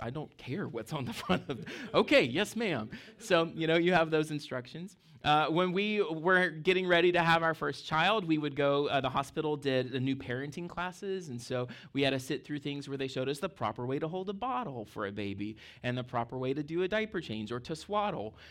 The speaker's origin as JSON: {"language": "English", "region": "Mississippi", "country": "United States", "tie": "born or raised there", "moved": "yes", "lives_now": "Fredericksburg, United States", "said": "I grew up in Mississippi, I was your tic-, typical barefoot Mississippi kid"}